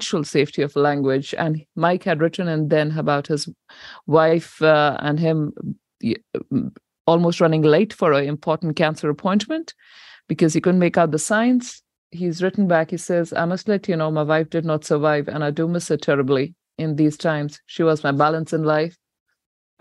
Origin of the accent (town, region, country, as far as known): New Zealand